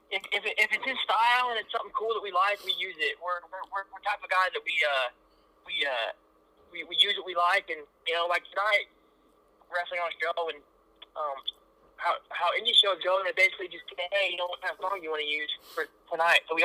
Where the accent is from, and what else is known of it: Kansas City, Missouri, United States; born or raised there